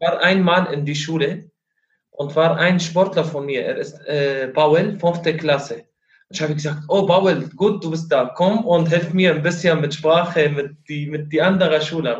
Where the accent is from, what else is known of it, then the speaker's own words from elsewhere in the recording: Syria; German is a second language; moved away as an adult; now in Rostock, Germany; Ich komme aus Syrien.